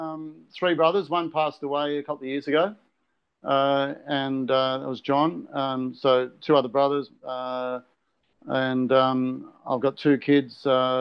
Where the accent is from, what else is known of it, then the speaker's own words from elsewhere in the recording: Brisbane, Queensland, Australia; also born or lived in Canberra; Yeah, I live in Camp Hill and I was brought up in Camp Hill. So I did leave home, but brought up in Camp Hill and lived in the family home